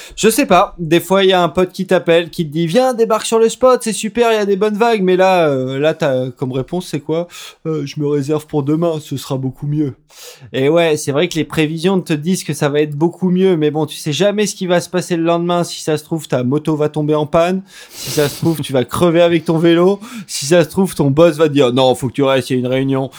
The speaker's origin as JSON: {"language": "French", "country": "France", "said": "en tant que Français, on est un petit peu déçu"}